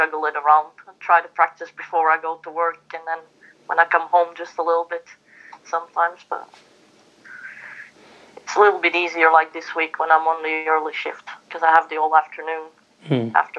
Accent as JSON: {"language": "English", "town": "Antwerp", "region": "Flanders", "country": "Belgium", "tie": "born or raised there", "said": "I was born and raised in Antwerp"}